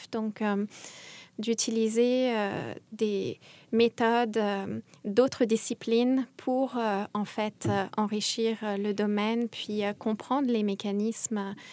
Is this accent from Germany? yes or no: no; France; now in Montreal, Canada; Et comme je suis française, il s'est mis à me parler des Français de Montréal